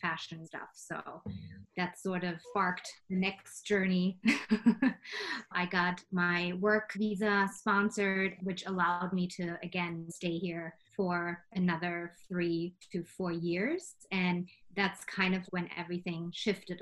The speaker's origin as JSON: {"language": "English", "country": "Germany", "tie": "born or raised there", "also_born_or_lived": "Chicago, United States", "second_language": "English", "moved": "as an adult", "lives_now": "New York, United States", "said": "I'm actually from Germany and I moved to New York, I guess when I was 19, right after high school in Germany"}